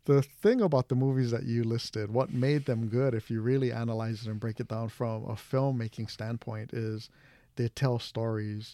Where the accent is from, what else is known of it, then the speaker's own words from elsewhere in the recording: Hawaii, United States; I'm, I'm Japanese from Hawaii